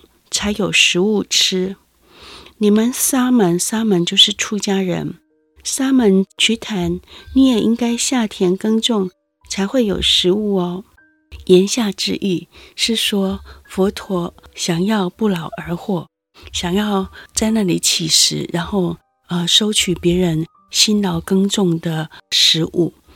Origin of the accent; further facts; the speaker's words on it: Yilan, Yilan County, Taiwan; moved away; 因为我是个农人的女儿，我父亲是一位农夫，小时候住在宜兰